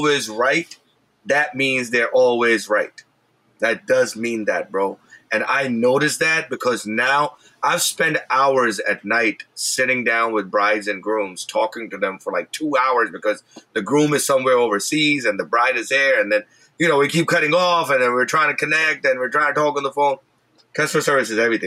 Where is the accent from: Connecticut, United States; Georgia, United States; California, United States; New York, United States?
New York, United States; New York City; I grew up in Brooklyn